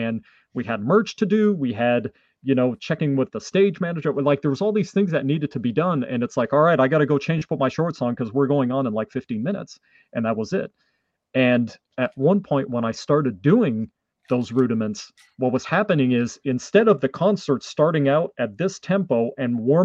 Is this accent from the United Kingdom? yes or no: no; Canada; first language French; English is a second language; my first language is French from Canada